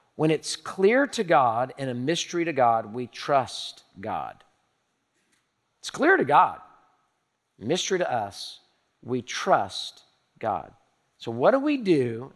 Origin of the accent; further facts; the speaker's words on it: Houston, Texas, United States; I'm a native Houstonian. I was born in Herman Hospital in the medical center